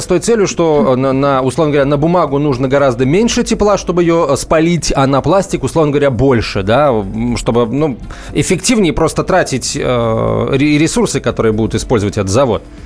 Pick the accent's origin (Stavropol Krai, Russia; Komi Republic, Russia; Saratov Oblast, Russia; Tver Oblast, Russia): Saratov Oblast, Russia; now in Moscow, Russia; Я из Саратовской области